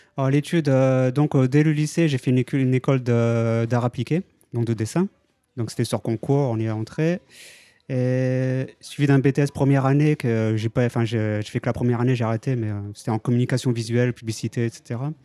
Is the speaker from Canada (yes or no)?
no; France; moved away as an adult; now in Japan; je suis français, donc, et je vis au Japon depuis 12 ans maintenant.